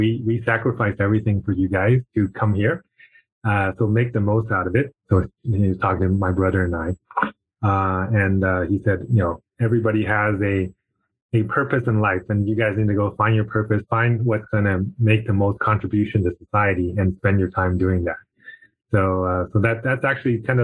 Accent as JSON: {"language": "English", "country": "China", "tie": "born or raised there", "said": "I was born in China."}